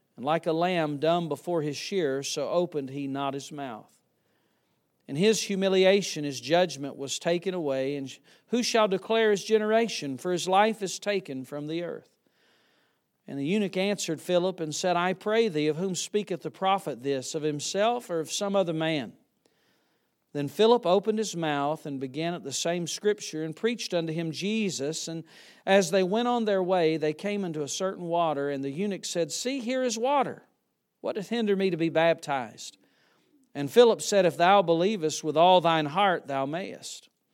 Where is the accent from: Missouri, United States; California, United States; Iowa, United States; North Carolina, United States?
North Carolina, United States; Yadkinville; I was born and raised near Yadkinville, North Carolina